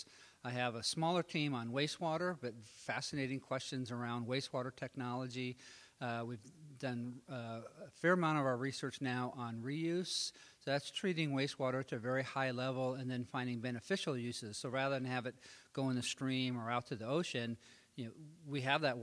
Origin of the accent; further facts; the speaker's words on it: Oregon, United States; I grew up in Oregon